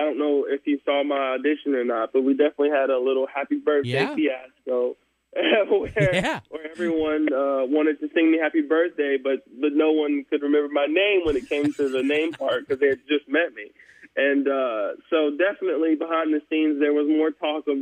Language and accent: English; the South, South Carolina, United States; growing up in the South, for sure, one of the big things that influences your sound musically is definitely church